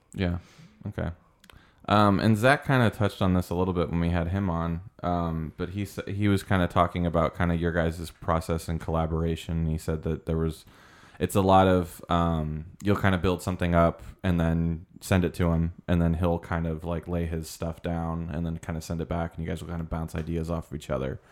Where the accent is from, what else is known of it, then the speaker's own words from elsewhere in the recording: Colorado Springs, Colorado, United States; moved away; I was born in, uh, Colorado Springs